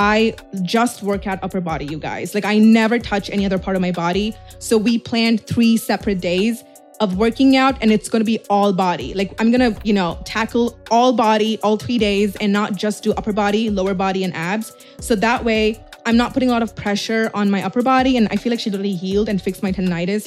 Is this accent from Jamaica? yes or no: no; Dubai, United Arab Emirates; I'm from Dubai